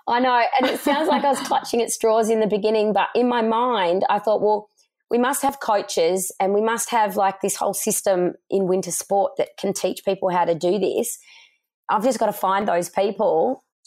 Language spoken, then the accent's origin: English; Australia; growing up in Australia where sport was a really big part of our lifestyle